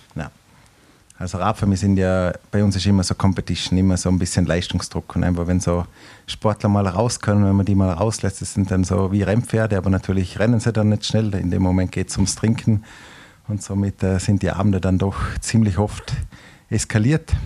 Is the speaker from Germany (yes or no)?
no; Austria; Österreich, wo ich herkomme